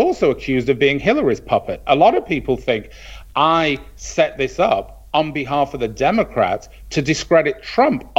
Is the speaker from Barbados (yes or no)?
no; Manchester, North West England, United Kingdom; moved away; I grew up in Manchester.